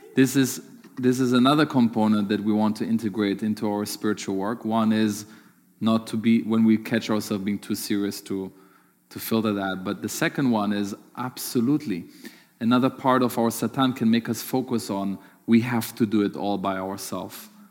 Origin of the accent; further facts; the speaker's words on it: Germany; moved away; growing up in Germany